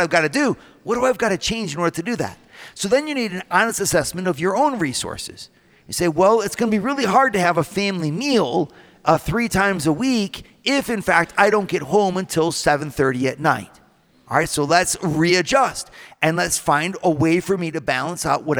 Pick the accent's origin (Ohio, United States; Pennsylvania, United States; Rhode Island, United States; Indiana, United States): Ohio, United States; Northwest; now in Colorado, United States; I'm from Ohio where there are no hills. I mean, in Northwest Ohio, there are simply no hills. Like where I used to go skiing when I was in high school, we'd go to garbage dumps.